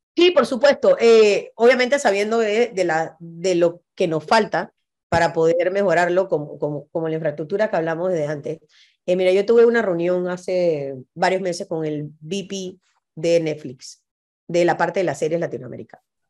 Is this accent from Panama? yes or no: yes; Panama; Somos gente que vinimos de un país de 4 millones de habitantes